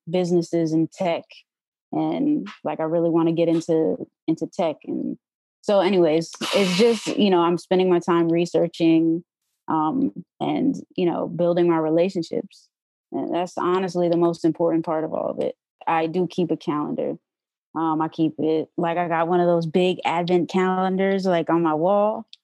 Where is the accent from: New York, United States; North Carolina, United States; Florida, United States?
New York, United States; I came from New York, so I didn't know anybody here.